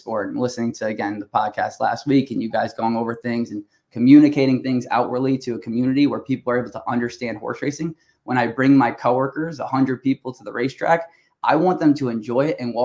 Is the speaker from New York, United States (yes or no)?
yes; Long Island, New York, United States; I'm from Long Island